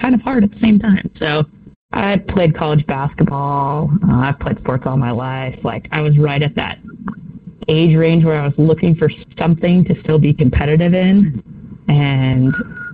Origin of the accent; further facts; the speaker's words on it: Riggins, Idaho, United States; also born or lived in California; So I grew up in Riggins, Idaho. I'm a California transplant, but we moved up to Riggins